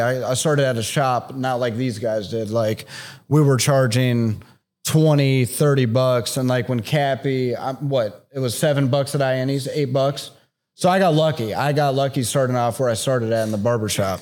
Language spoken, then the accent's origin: English; Canton, Ohio, United States; now in Columbus, United States; I was from Canton, so I went to high school with a lot of people I graduated